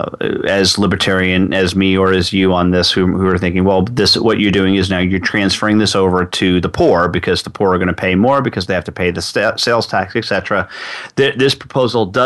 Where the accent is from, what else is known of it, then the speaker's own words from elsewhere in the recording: Texas, United States; Texas as an example, my home state